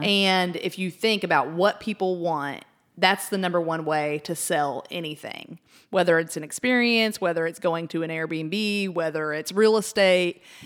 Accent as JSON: {"language": "English", "town": "Wichita Falls", "region": "Texas", "country": "United States", "tie": "born or raised there", "said": "our hometown"}